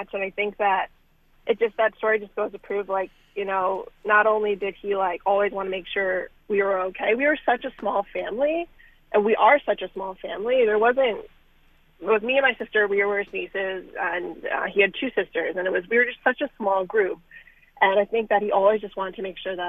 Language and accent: English; New York, United States; moved away; also born or lived in Dayton, Ohio; I'm not a Milwaukee girl. I'm from New York